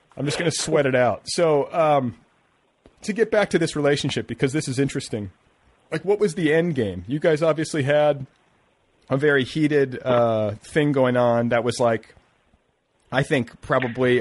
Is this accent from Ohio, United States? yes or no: no; Indiana, United States; moved away; also born or lived in Boulder, Colorado; growing up in Indiana